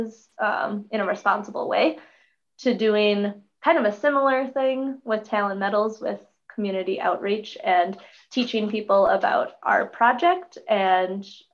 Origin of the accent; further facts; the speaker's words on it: Hill City, Minnesota, United States; I'm originally from Hill City, Minnesota, just south of the Grand Rapids area in Aiken County, just about an hour west of the Duluth area. That's where I was born and raised